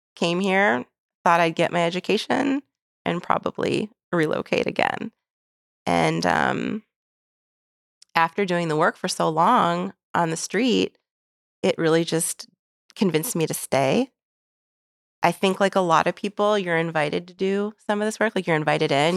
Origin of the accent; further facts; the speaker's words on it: Phoenix, Arizona, United States; moved away as an adult; also born or lived in Detroit, Michigan / New York; now in St. Louis, United States; the bubble that I grew up in in Phoenix, Arizona